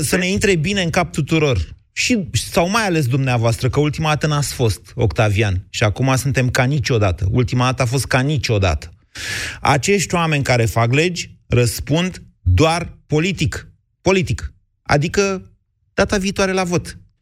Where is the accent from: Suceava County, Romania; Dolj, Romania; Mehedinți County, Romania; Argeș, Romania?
Mehedinți County, Romania; Drobeta-Turnu Severin; Eu sunt din Severin